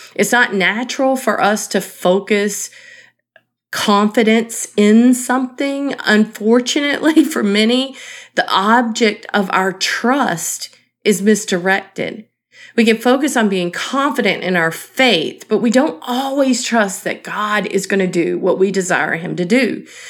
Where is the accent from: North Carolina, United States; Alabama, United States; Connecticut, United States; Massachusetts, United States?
North Carolina, United States; Eastern; Growing up in Eastern North Carolina